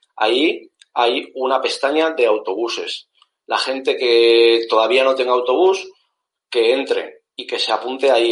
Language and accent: Spanish; Zaragoza, Aragon, Spain; now in Málaga, Spain; los dos somos maños, yo soy de Zaragoza, aunque actualmente vivo en Málaga